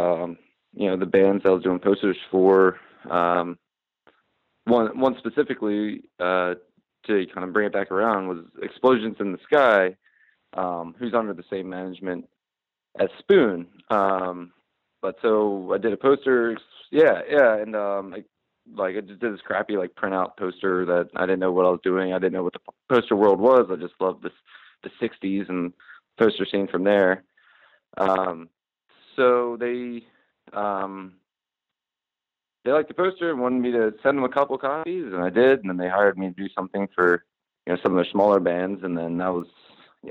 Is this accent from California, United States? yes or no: no; Wilmington, Delaware, United States; I grew up in Wilmington, Delaware